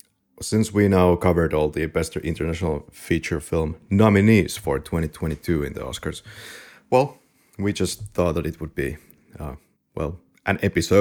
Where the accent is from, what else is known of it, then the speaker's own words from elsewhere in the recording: Finland; we both have a rally accent. We are from Finland